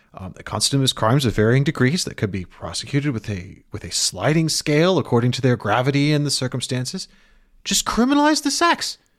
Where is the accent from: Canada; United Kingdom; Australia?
United Kingdom; I am British. I have a British passport.